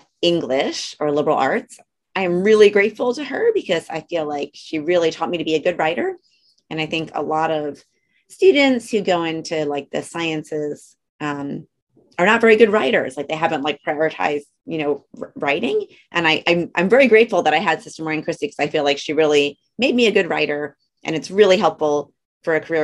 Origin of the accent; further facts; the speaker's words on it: Orland Park, Illinois, United States; moved away; also born or lived in West Virginia; I'm from Orland and I went to Holy Martyrs grade school